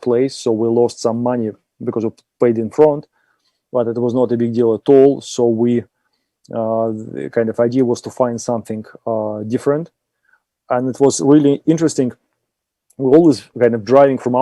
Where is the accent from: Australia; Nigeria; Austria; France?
Austria; accent: Austrian; my lovely Austrian accent